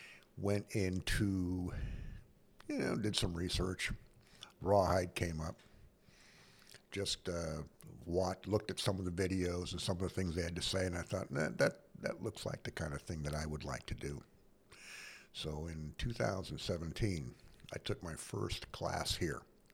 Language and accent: English; Cedar City, Utah, United States; I'm from Cedar City, Utah, Southern Utah.